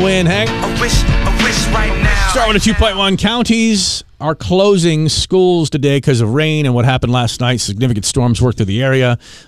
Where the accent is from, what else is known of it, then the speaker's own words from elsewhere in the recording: Washington, District of Columbia, United States; a wonderful time in my hometown.